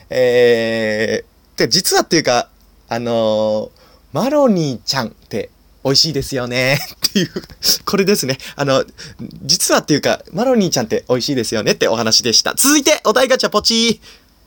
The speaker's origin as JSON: {"language": "Japanese", "region": "Nagano", "country": "Japan", "tie": "born or raised there", "moved": "yes", "lives_now": "Tokyo, Japan", "said": "僕はですね、長野県出身で"}